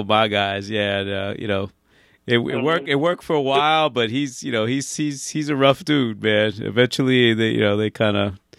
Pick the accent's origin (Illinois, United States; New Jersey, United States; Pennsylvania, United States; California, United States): Pennsylvania, United States; I grew up in Pennsylvania